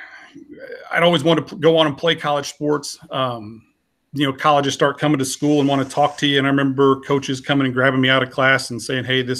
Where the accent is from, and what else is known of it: Franklin, Indiana, United States; born or raised there